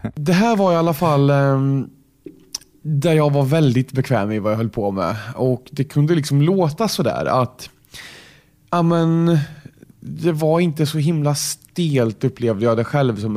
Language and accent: Swedish; Kolmården, Östergötland, Sweden; accent: Kolmården dialect; försöker att trolla bort Kolmårdstrollet lite